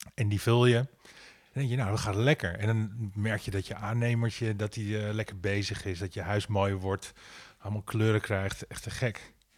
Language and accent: Dutch; Amsterdam, North Holland, Netherlands; mijn geboortedorp Nieuwendam.